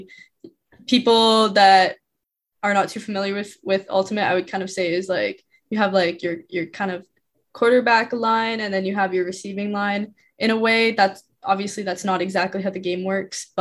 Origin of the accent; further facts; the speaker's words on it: Saskatchewan, Canada; moved away as an adult; now in Ottawa, Canada; I'm from Saskatchewan